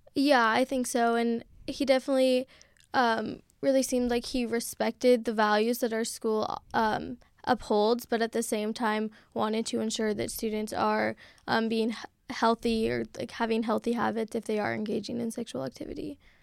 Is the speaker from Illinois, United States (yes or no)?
no; Seattle, Washington, United States; moved away as an adult; now in San Francisco, United States; I'm from Seattle, Washington